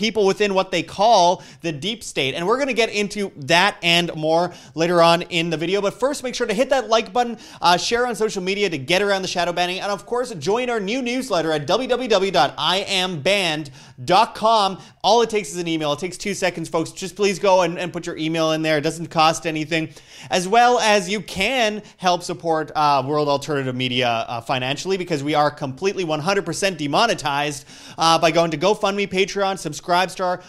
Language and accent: English; Canada; I'm from Canada